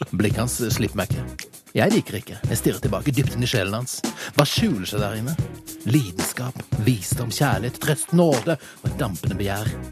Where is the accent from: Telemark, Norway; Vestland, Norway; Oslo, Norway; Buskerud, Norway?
Oslo, Norway; Holmlia, der jeg kommer fra